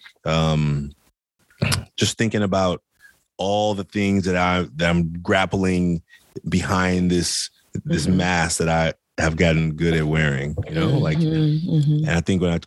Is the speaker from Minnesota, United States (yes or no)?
no; Oakland, California, United States; I grew up in Oakland, California, poor boy